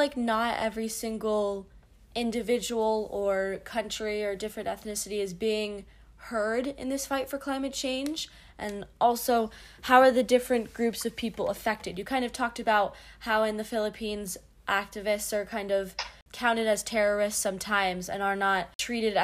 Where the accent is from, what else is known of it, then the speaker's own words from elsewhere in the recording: United States; I'm from the United States